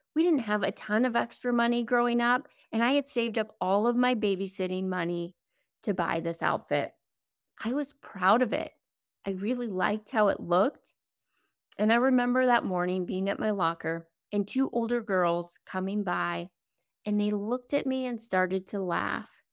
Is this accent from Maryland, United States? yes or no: no; South Dakota, United States; I grew up in South Dakota